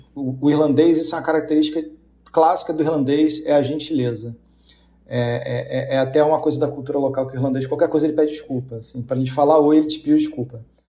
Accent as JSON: {"language": "Portuguese", "region": "Rio de Janeiro", "country": "Brazil", "also_born_or_lived": "São Paulo", "moved": "as an adult", "lives_now": "Dublin, Ireland", "said": "eu sou do Rio"}